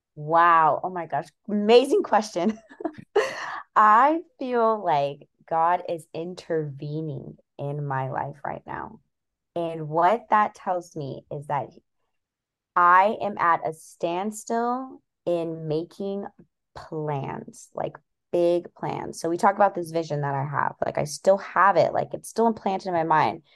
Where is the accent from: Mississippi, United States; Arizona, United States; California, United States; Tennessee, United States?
California, United States; now in Seattle, United States; I currently live in Seattle, Washington, but in about two weeks, I will be moving cross state back to California, where I was born, um, back to my hometown